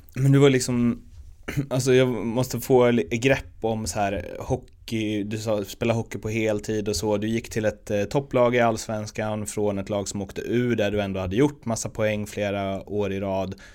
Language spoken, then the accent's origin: Swedish; Örby, Sweden; jag är uppväxt i Örby, med Örby IS som moderklubb